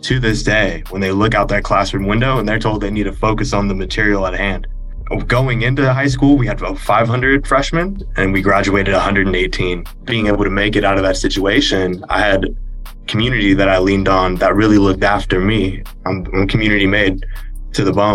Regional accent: Banning, California, United States; a community-based organization in my hometown of Banning, California

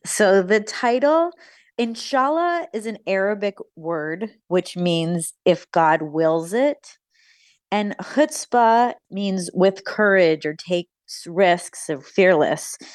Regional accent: United States; an American woman

